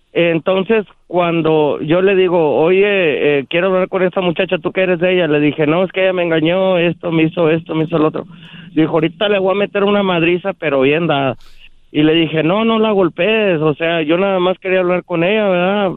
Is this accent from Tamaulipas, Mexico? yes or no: yes; Matamoros, Tamaulipas, Mexico; born or raised there; now in Texas, United States